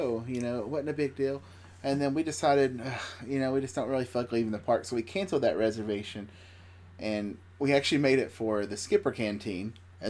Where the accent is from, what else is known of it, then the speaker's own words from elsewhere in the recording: Tennessee, United States; we're from Tennessee